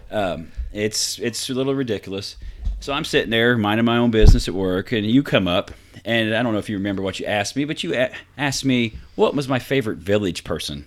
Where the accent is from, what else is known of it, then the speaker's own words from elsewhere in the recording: Vincennes, Indiana, United States; my hometown of Vincennes